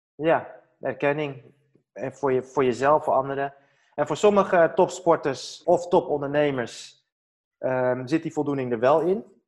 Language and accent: Dutch; Netherlands; ik ben in Nederland geboren.